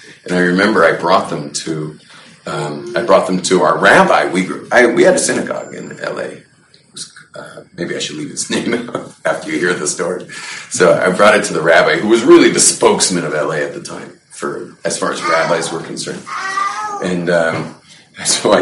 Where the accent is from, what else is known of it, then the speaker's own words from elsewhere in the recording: Los Angeles, California, United States; Growing up in West L.A.